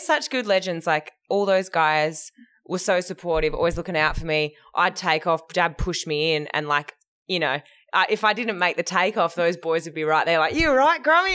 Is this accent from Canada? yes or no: no; Perth, Western Australia, Australia; I grew up in Hillary's